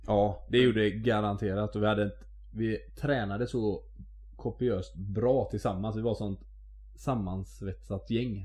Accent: Mölndal, Västra Götaland, Sweden; jag är ju från Mölndal

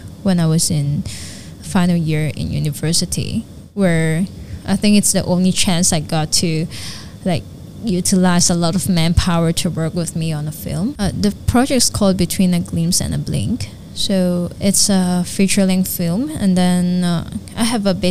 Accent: Hong Kong; I'm a Hong Konger, but I'm like, my mom is a Filipina, but I grew up in Hong Kong

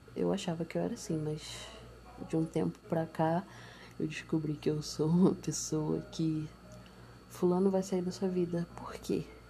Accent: Nova Iguaçu, Rio de Janeiro, Brazil; eu sou de Nova Iguaçu. Baixada Fluminense.

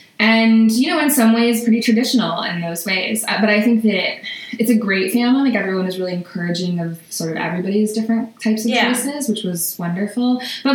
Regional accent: southern Vermont, United States; now in New York, United States; So I grew up in Vermont, in rural Vermont, in southern Vermont. And it was pretty like idyllic, you know, on paper and in general, like we were in a log cabin that my dad built in the woods, and you know, my parents had land

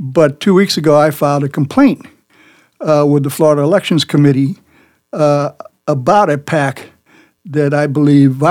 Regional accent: Havana, Cuba; now in Miami, United States; I'm Cuban. I was born in Havana.

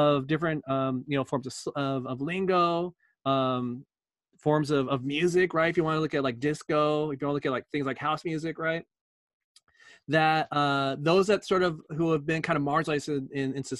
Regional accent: California, United States; growing up in California

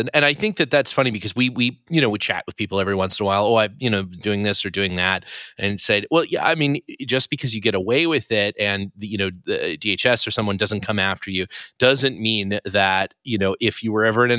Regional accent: Canada; I'm from Canada

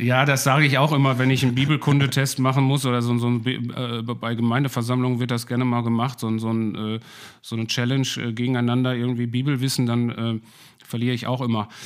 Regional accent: Ruhr area, North Rhine-Westphalia, Germany; ich komme aus dem Ruhrpott, bin hier in der Nähe aufgewachsen

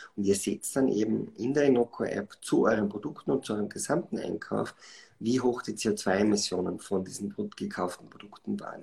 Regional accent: Schladming, Styria, Austria; moved away as an adult; also born or lived in Vienna; Bin also in Schladming aufgewachsen, bin dann äh, zum Studium nach äh, Wien gekommen

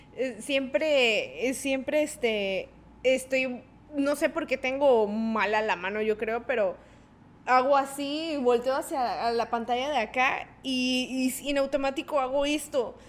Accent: Tabasco, Mexico; porque somos tabasqueños

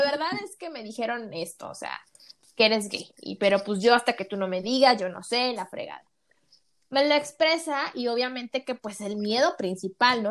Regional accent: Tampico, Tamaulipas, Mexico; now in Mexico City, Mexico; yo soy de Tampico, Tamaulipas

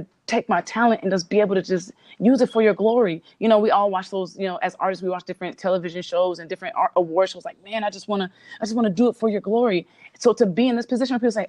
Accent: Cerritos, California, United States; also born or lived in Compton; I lived in a city called Cerritos, which is really very suburban

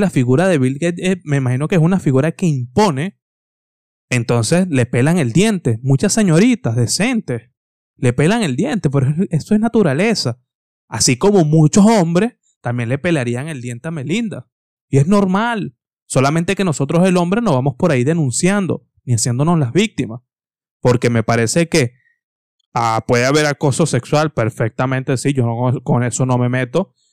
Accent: Venezuela; soy venezolano

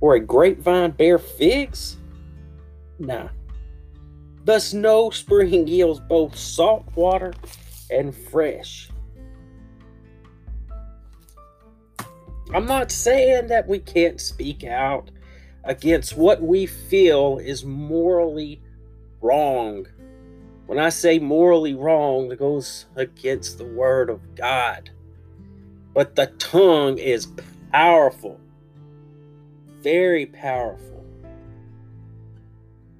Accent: United States; As an American citizen

